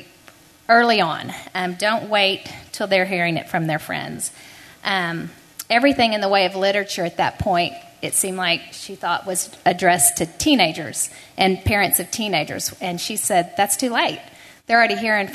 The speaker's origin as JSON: {"language": "English", "town": "Houston", "region": "Texas", "country": "United States", "tie": "born or raised there", "said": "I was raised in Houston"}